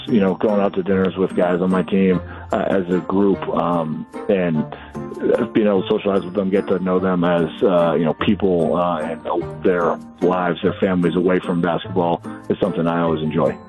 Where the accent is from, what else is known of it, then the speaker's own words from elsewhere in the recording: Boston, Massachusetts, United States; now in Milwaukee, United States; when I was a kid growing up in Boston